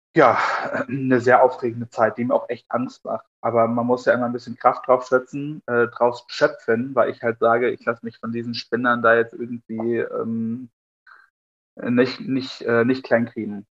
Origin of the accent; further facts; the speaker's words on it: Altenburger Land, Thuringia, Germany; aus dem Altenburger Land, dort wo ich herkomme